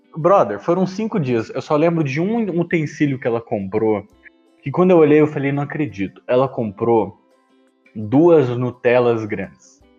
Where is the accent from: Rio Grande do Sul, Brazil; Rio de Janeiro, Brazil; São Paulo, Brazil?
São Paulo, Brazil; Campinas; Eu sou de Campinas, então né, já está no eixo sudeste